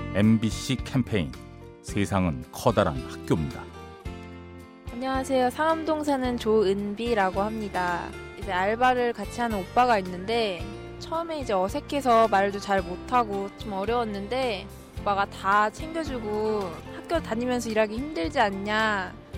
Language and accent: Korean; South Korea